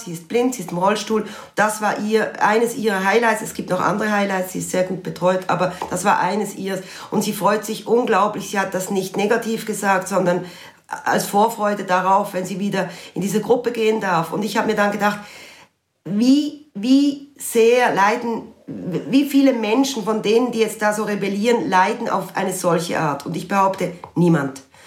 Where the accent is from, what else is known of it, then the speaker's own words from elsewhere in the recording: Basel, Basel-Stadt, Switzerland; bin selber Baslerin